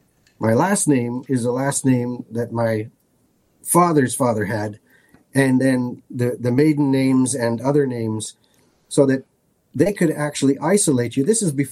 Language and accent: English; Lisbon, Portugal; as being firstborn son in, you know, I was born in Lisbon, Portugal.